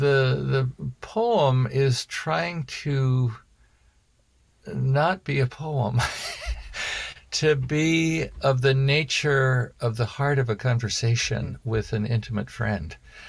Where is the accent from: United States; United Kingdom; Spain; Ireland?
United Kingdom; Well, maybe I'm British.